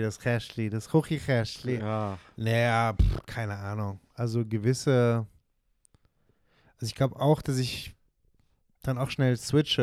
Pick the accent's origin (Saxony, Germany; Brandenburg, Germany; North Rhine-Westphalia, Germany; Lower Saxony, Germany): North Rhine-Westphalia, Germany; near Bonn; accent: Hochdeutsch; now in Switzerland; ich bin in der Nähe von Bonn aufgewachsen